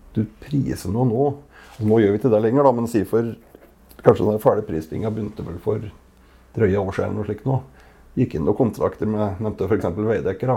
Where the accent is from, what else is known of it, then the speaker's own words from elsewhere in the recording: Gudbrandsdalen, Innlandet, Norway; accent: Gudbrandsdal dialect; kommer fra Gudbrandsdalen. Det hører kanskje på dialekta